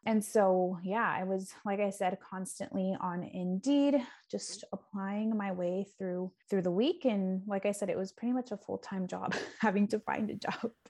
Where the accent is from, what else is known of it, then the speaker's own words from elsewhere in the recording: San Diego, California, United States; moved away as an adult; also born or lived in Bay Area, California; now in Milwaukee, United States; I am from San Diego, California.